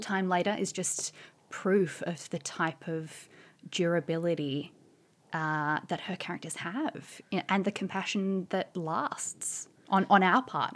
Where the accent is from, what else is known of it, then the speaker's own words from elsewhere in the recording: Australia; moved away as an adult; now in London, United Kingdom; as you can probably tell from my voice, I'm originally an Australian. But I've been living in London, uh, for about seven years